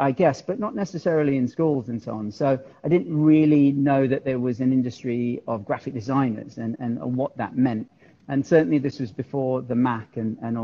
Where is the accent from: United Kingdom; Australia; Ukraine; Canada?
United Kingdom; London; also born or lived in Gujarat, India; I was actually born in India, in Gujarat, but my folks moved to the UK when I was two. So essentially I've spent all my life in the UK. I grew up in South London and then North London. So I genuinely am a Londoner